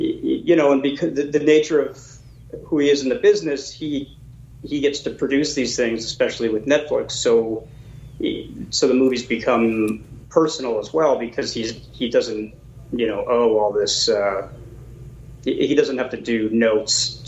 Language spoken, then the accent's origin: English; New York City, New York, United States; also born or lived in Brooklyn, New York; I'm from New York